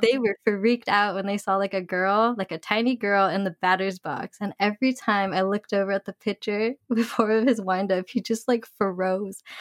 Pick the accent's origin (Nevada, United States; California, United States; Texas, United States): California, United States; we're from California